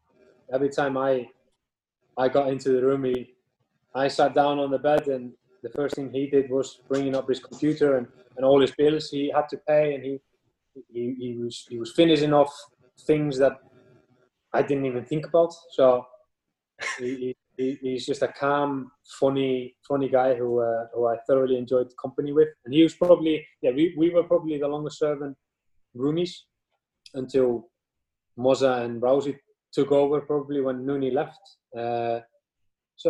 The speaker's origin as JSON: {"language": "English", "region": "northern Iceland", "country": "Iceland", "tie": "born or raised there", "also_born_or_lived": "Cardiff", "moved": "yes", "said": "I'm from a town in north of Iceland who it's a rough place during winter"}